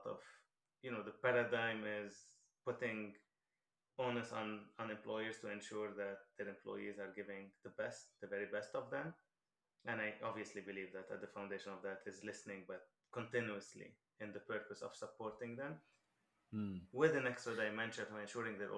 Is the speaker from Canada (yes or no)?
no; Lebanon; moved away; I'm originally from Lebanon, so I lived the whole Lebanese war.